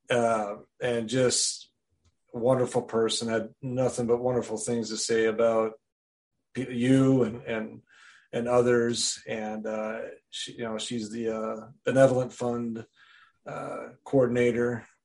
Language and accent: English; Wisconsin, United States; I'm from Wisconsin originally, born and raised there